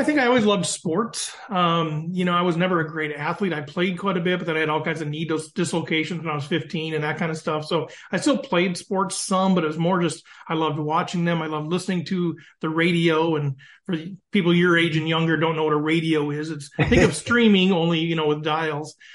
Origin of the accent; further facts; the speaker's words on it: East Central Minnesota, United States; also born or lived in Dalbo, Minnesota; I'm from East Central Minnesota. So if you know the Twin Cities of Minneapolis, St. Paul, but an hour north of there. My wife and I are both like fifth generation